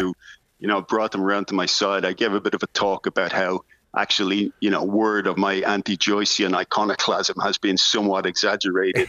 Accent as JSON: {"language": "English", "country": "Ireland", "said": "as an Irish writer"}